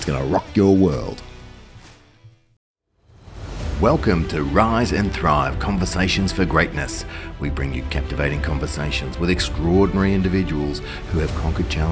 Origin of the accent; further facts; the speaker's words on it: Australia; us Aussies